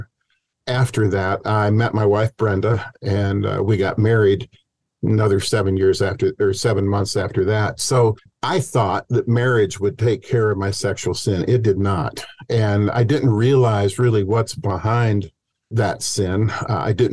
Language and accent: English; Cedar Rapids, Iowa, United States; moved away as an adult; I grew up in Cedar Rapids, Iowa, and then I headed out to Stanford University